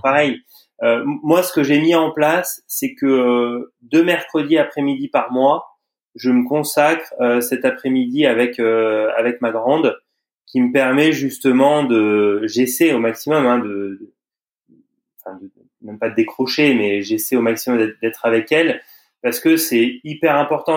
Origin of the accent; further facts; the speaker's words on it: Auvergne-Rhône-Alpes, France; moved away; je suis originaire de d'Auvergne